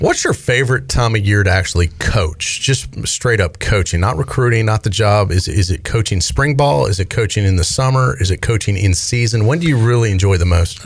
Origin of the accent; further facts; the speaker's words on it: Raleigh, North Carolina, United States; also born or lived in Chicago; am born in Chicago, raised in Raleigh